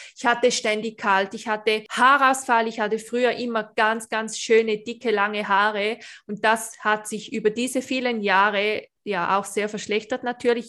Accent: Switzerland; ich bin Schweizerin

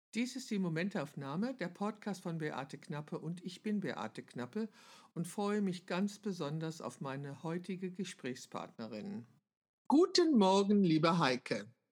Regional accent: Wülfrath, North Rhine-Westphalia, Germany; ich komme ja aus dem Bergischen Land. Ich bin ja. Hm. in Wülfrath geboren

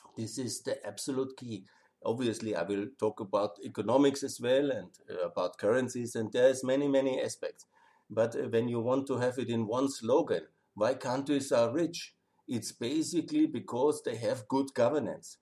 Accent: Austria; I love my home country.

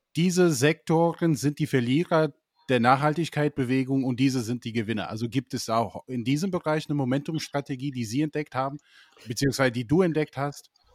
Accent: United States; moved away; ich bin ja selber in den USA groß geworden

